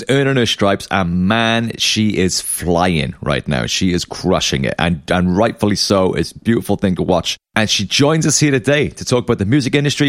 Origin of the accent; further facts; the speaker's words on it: Cardiff, Wales, United Kingdom; you're playing my hometown favorite venue of the Globe in Cardiff